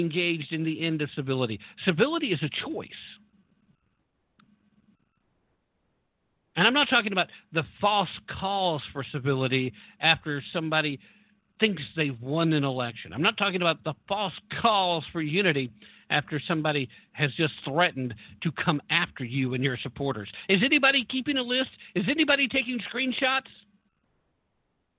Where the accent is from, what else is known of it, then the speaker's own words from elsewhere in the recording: Tennessee, United States; Tennessee, actually, my home state here